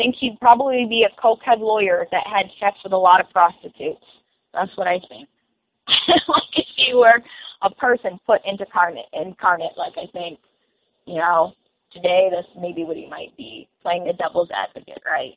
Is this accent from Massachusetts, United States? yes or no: yes; Massachusetts, United States; I'm from Massachusetts myself